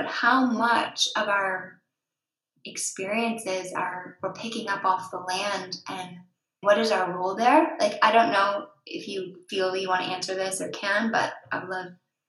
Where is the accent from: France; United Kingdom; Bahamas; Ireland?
United Kingdom; England; And me as English, I didn't feel that, because they didn't take down my buildings. You know, I'm the one who took down those buildings. So we had a moment as like a partnership of, he's French, I'm English, there's some real history here